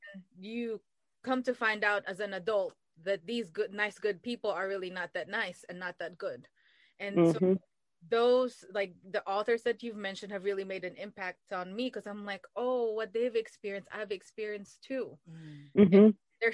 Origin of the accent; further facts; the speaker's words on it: Philippines; now in United States; I'm an immigrant. I'm from the Philippines.